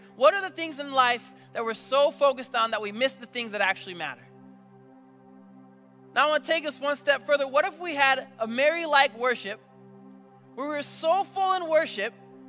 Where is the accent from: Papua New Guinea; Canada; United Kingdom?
Papua New Guinea; now in United States; I grew up in a different country. I grew up in New Guinea for 14 years of my life. And I'll be honest, I love that I'm here. I love America.